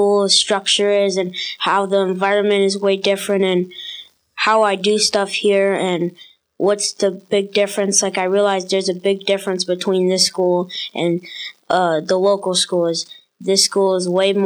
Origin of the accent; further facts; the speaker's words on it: Milwaukee, Wisconsin, United States; also born or lived in West Allis; now in Mukwonago, United States; I grew up in Milwaukee, and I was born and raised there until about 2 years ago when my mom got a job at Norris, and then we moved out to Muckwanago